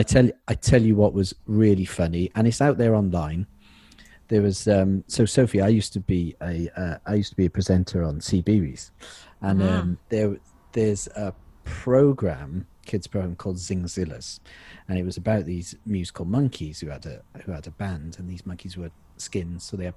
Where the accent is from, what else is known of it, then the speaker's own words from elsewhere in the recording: Cardiff, Wales, United Kingdom; We're both from Cardiff. Everyone knows each other in Cardiff